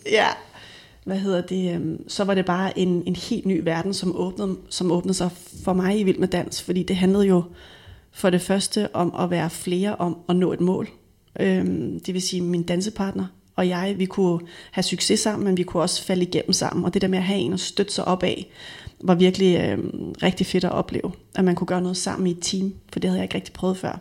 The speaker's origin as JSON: {"language": "Danish", "town": "Frederikssund", "region": "Capital Region of Denmark", "country": "Denmark", "tie": "born or raised there", "said": "Jeg er født og vokset op i Frederikssund og gået i folkeskole"}